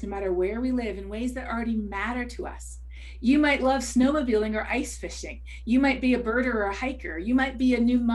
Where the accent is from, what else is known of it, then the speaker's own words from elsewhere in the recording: Canada; As a Canadian